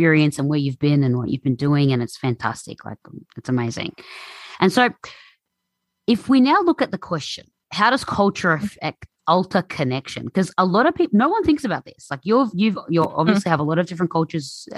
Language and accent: English; Melbourne, Victoria, Australia; born and raised in Australia in Melbourne, but background's Egyptian